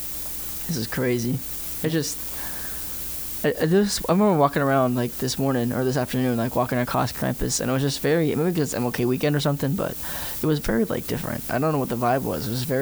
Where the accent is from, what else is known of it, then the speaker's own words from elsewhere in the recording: Georgia, United States; I'm from Georgia.